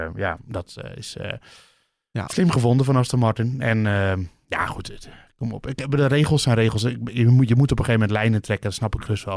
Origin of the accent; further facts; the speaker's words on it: Netherlands; wij, wij komen uit het land van Verstappen.